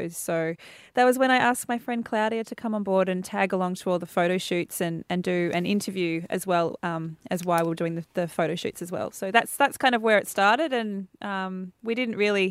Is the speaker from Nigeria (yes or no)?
no; Shepparton, Victoria, Australia; moved away as an adult; now in Melbourne, Australia; I grew up in Shepparton. I've been in Melbourne for about 20 years now